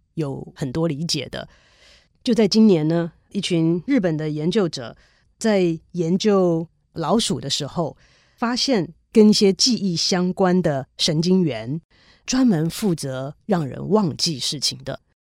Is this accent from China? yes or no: no; Taiwan; 小的时候，在台湾的时候念历史啊，地理啊